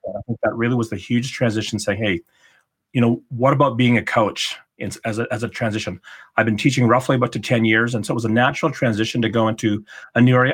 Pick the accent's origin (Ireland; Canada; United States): Canada; Calgary, Alberta; moved away as an adult; also born or lived in Ottawa; to move back to my hometown of Calgary